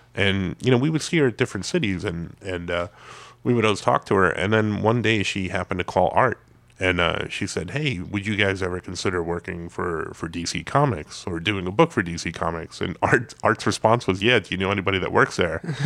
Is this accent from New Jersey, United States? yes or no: no; New York, United States; I'm from New York, uh, that's considered my hometown show